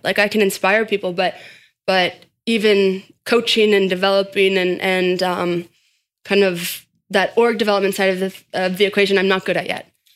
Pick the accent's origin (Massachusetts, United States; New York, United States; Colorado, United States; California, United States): Colorado, United States; Boulder; I grew up in Boulder, Colorado